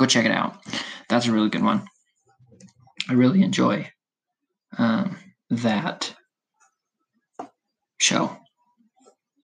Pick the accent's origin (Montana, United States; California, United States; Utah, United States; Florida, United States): Utah, United States; I'm from Utah